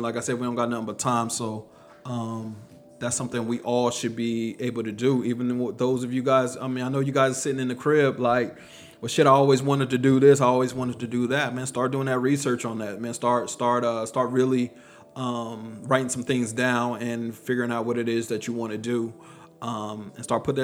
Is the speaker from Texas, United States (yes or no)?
yes; Texas, United States; I'm from Texas